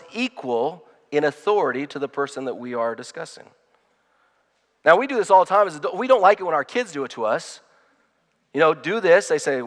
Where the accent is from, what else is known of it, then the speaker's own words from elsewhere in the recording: United States; I'm proud to be an American